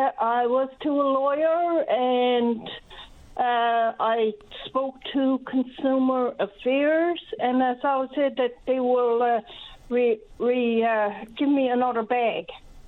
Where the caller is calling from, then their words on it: Riverhead, Newfoundland and Labrador, Canada; I'm calling from Riverhead St. Mary's.